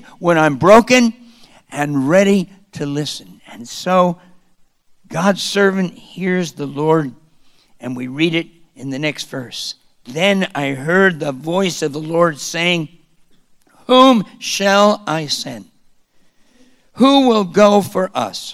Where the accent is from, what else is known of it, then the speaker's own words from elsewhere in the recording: Wyckoff, New Jersey, United States; moved away; being born in my little hometown of Wyckoff, New Jersey